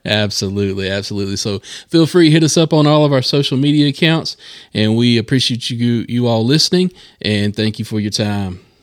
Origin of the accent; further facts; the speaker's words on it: Charlotte area, North Carolina, United States; I grew up in this area. We are broadcasting from Gastonia, North Carolina, in the Charlotte area here